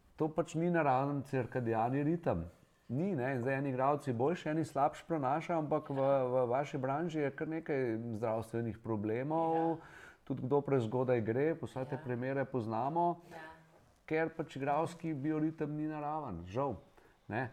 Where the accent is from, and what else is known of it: Slovenia